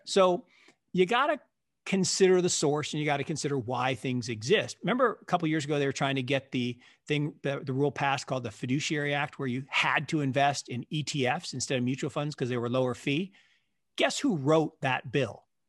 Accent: Seattle, Washington, United States; I grew up in Seattle

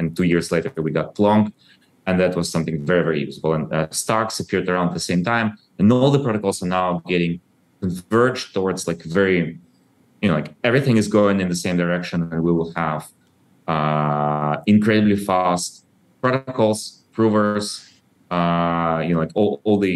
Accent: Ukraine; I was born in Soviet Ukraine and I grew up after the collapse of Soviet Union.

